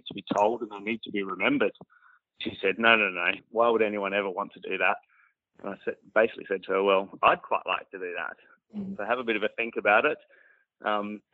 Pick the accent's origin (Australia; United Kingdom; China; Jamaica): Australia; Adelaide, South Australia; I'm from Adelaide, South Australia